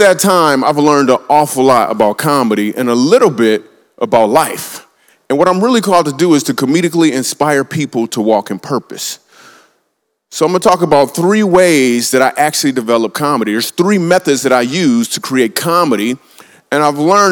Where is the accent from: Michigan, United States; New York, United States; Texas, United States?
Michigan, United States; Grand Rapids; I grew up in Grand Rapids, Michigan